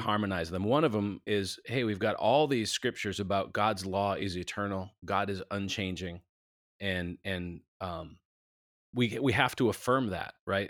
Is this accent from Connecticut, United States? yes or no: no; Minneapolis, Minnesota, United States; moved away as an adult; now in Nashville, United States; we live in Nashville, but we're from Minneapolis, we've been down here twenty years